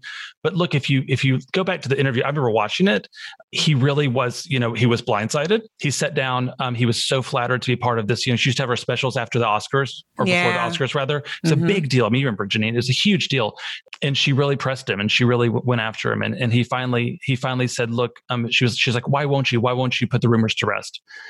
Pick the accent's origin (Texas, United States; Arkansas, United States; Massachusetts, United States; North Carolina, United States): Arkansas, United States; I'm from Arkansas